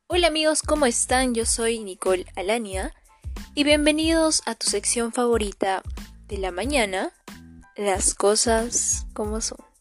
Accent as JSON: {"language": "Spanish", "country": "Peru", "said": "ciudadana peruana"}